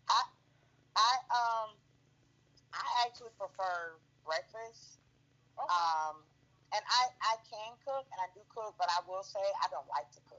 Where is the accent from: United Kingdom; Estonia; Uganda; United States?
United States; Savannah, Georgia; moved away; I'm from Savannah.